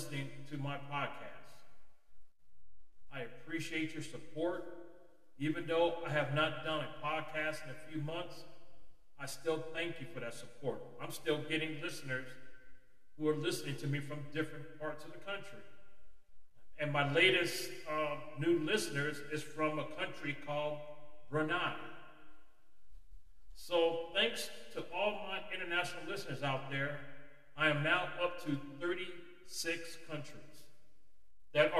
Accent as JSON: {"language": "English", "country": "United States", "said": "our once great country of America"}